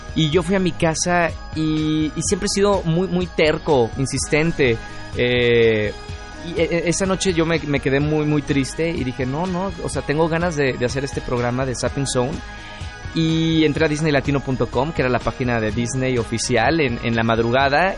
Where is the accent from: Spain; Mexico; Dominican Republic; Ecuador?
Mexico; also born or lived in Monterrey; regresé a México y, decidí quedarme ya otra vez de regreso en mi país